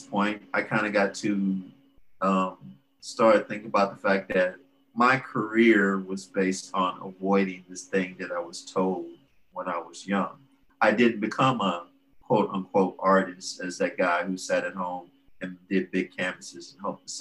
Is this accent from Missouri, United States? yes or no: no; Port Arthur, Texas, United States; moved away as an adult; now in Houston, United States; I grew up in Port Arthur